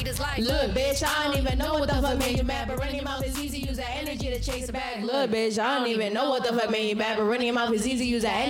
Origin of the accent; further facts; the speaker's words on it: New York, United States; I'm from New York.